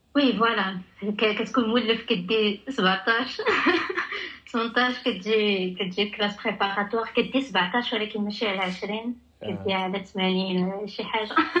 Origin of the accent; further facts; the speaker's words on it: Tangier, Tanger-Tetouan-Al Hoceima, Morocco; moved away as an adult; also born or lived in Casablanca; كبرت وتربيت في طنجه